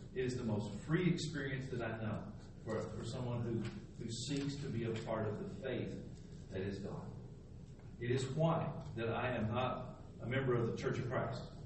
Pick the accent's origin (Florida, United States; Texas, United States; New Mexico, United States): Texas, United States; moved away as an adult; also born or lived in Slidell, Louisiana; I was from Texas